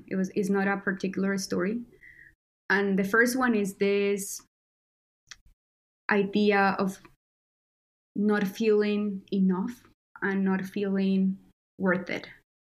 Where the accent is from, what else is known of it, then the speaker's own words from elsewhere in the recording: Colombia; born there; I was born in Colombia, so I was also touched by violence.